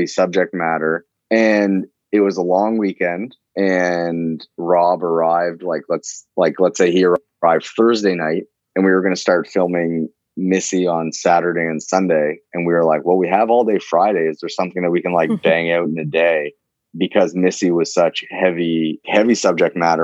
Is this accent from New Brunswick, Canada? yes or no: yes; Fredericton, New Brunswick, Canada; accent: East Coast; growing up in New Brunswick, I never necessarily thought of it as a career. Like, Fredericton, New Brunswick is pretty far away from Hollywood.